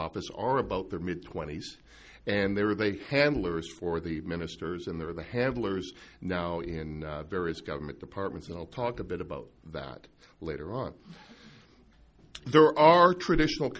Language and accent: English; Calgary, Alberta, Canada; when I grew up in Calgary in the 70s